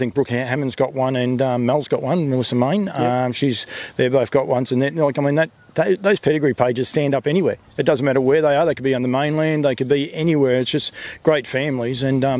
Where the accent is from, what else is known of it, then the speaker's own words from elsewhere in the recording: Victoria, Australia; I come from Victoria